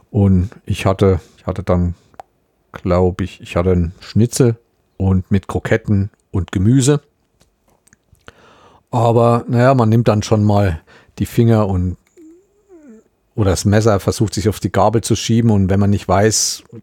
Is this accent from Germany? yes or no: yes; Thuringia, Germany; Das sieht aus, man muss sich eigentlich schämen als Thüringer, weil das eigentlich ein Ausflugsberg ist